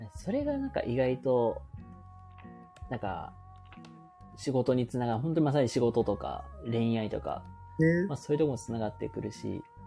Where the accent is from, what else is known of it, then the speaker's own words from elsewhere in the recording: Hyogo, Japan; also born or lived in Kochi; 僕、地元、まあ、兵庫、まあ、ずっと兵庫で生まれて、兵庫で育ってる